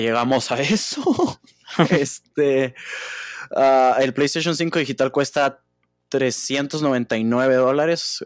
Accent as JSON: {"language": "Spanish", "country": "Mexico", "said": "los tres somos de México"}